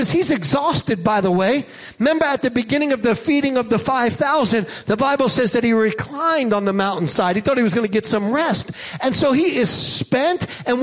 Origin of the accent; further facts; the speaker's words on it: Jersey Shore, New Jersey, United States; Now, I grew up on the Jersey Shore, near the Jersey Shore.